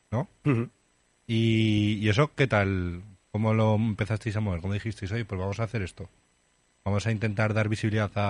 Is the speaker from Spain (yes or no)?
yes; Fonz, Aragon, Spain; also born or lived in Graus / Monzón; Yo soy de Fonz, sí.